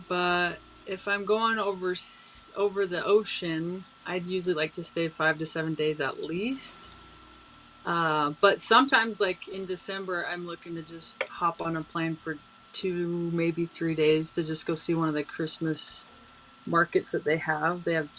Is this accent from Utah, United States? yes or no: yes; Utah, United States